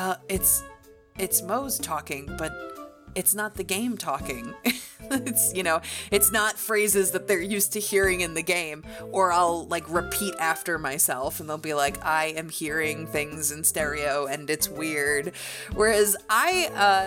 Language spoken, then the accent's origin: English; New York, United States; when I was growing up in New York